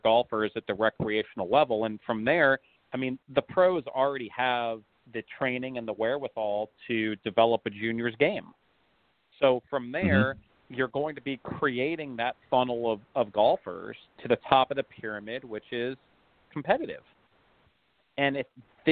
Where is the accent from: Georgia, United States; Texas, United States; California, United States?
California, United States; Los Angeles; I grew up in Los Angeles